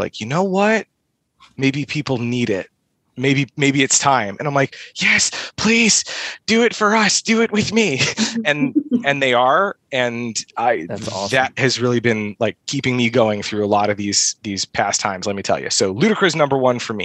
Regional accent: the Midwest, Metro Detroit, Michigan, United States; I'm from the Midwest

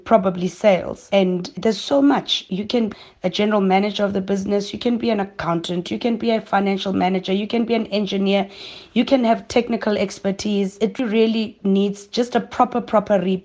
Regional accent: Soweto, Gauteng, South Africa; I have two younger siblings, Katie and KB, and I grew up in Soweto

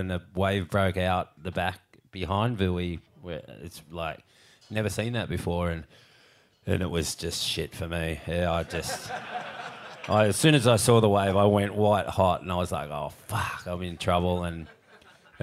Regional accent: Cronulla, New South Wales, Australia; growing up in Cornell, we were a different crew out there.

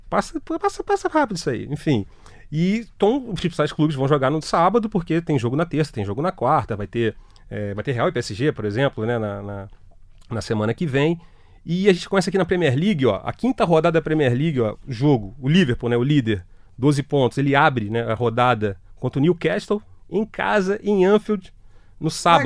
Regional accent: Brazil; a gente é brasileiro

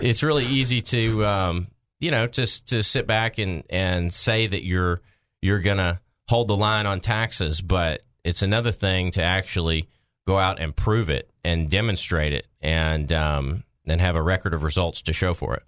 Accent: Maumelle, Arkansas, United States; in my hometown

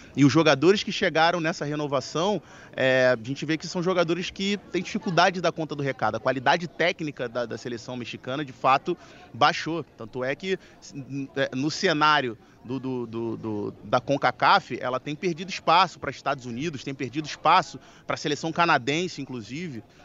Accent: Brazil; nós, como brasileiros

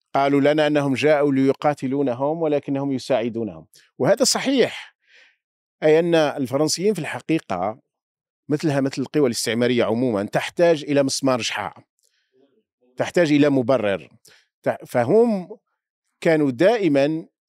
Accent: Algeria; يؤلمنا كجزائريين

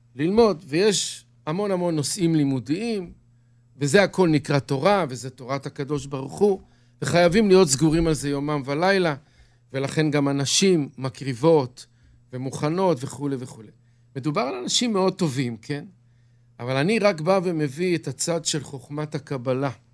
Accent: Bnei Brak, Tel Aviv District, Israel; now in Kiryat Ye'arim, Israel; גדלתי בבני ברק

